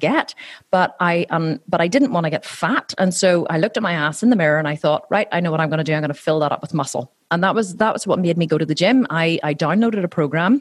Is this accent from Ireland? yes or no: yes; Ireland; accent: Irish; my fellow Irishmen.